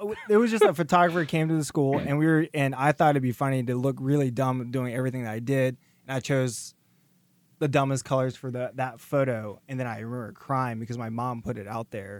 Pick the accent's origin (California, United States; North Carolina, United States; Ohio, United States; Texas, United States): North Carolina, United States; Raleigh; I'm from Raleigh.